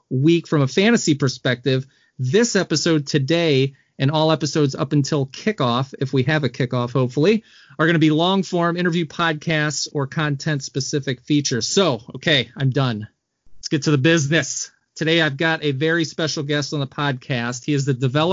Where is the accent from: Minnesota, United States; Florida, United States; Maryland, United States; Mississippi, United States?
Maryland, United States; Baltimore; now in Wisconsin, United States; I'm from Baltimore